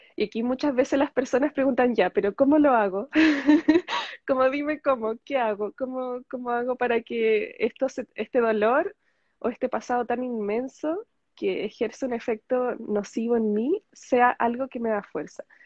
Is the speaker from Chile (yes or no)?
yes; Chile; soy chilena, estoy en Chile